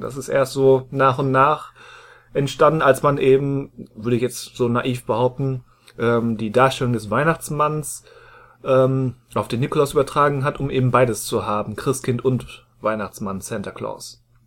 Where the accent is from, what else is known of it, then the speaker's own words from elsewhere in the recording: Rheda-Wiedenbrück, North Rhine-Westphalia, Germany; in meiner Heimatstadt Reda Wiedenbrück